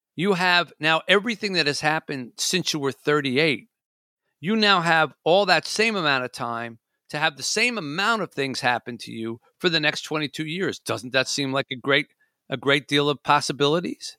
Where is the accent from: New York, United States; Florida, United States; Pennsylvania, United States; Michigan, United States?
Michigan, United States; I'm from Michigan